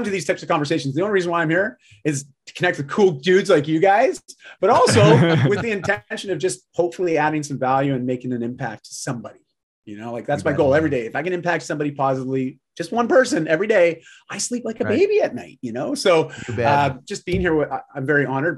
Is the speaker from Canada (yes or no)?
yes; Canada; I'm Canadian